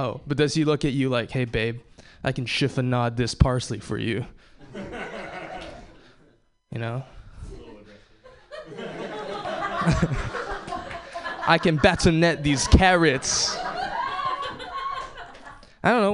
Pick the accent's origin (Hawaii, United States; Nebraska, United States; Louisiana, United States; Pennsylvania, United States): Hawaii, United States; I was born and raised in Hawaii